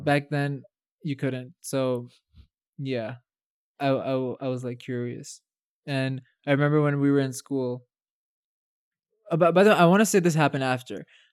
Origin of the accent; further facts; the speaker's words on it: Saudi Arabia; moved away; also born or lived in Palestine; I've been born and raised in Saudi Arabia